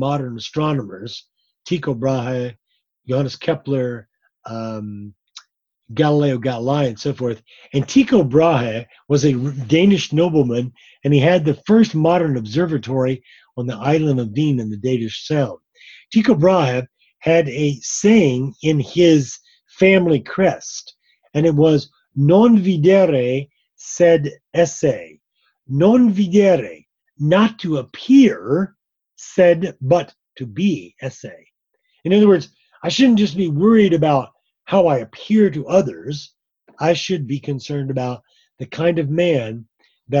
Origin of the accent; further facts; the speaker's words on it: Florida, United States; moved away as an adult; I grew up in Florida. I'm a native Floridian